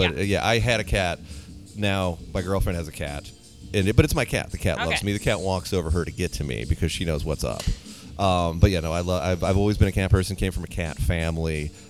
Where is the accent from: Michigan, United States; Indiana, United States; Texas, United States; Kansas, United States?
Indiana, United States; Muncie; also born or lived in Bloomington, Indiana; now in Minneapolis, United States; Born in Bloomington, raised in Muncie.